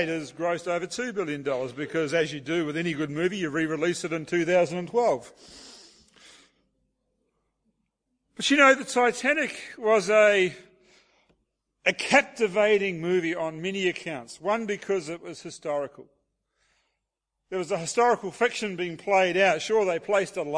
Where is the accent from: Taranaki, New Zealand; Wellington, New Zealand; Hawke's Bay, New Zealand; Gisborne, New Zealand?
Hawke's Bay, New Zealand; Hastings; moved away as an adult; now in Auckland, New Zealand; we moved away from our hometown in Hawke's Bay, New Zealand